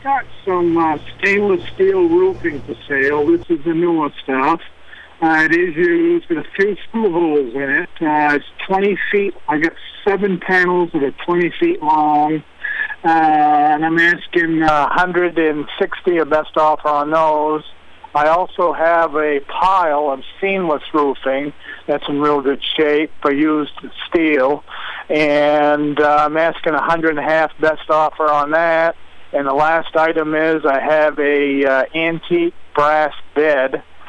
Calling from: East Dixfield, Maine, United States; I'm calling from East Dixfield.

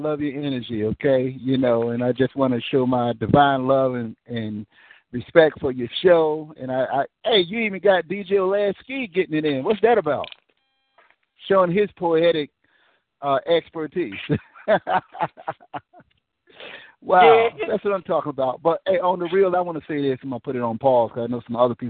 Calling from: Nashville, Tennessee, United States; Yeah, I'm calling from Nashville.

